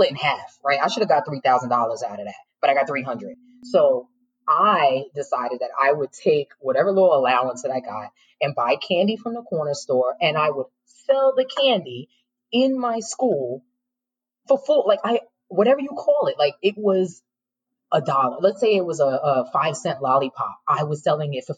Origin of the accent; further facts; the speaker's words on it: New York City, New York, United States; I'm born and raised in New York City